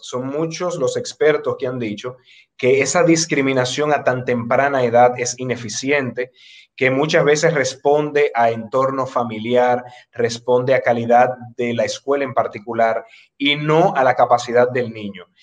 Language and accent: Spanish; Dominican Republic